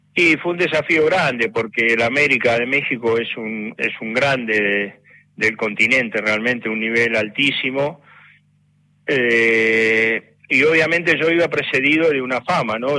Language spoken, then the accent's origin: Spanish; Valentín Alsina, Buenos Aires Province, Argentina; de Valentín Alsina, donde era, donde yo nací y donde queda Victoriano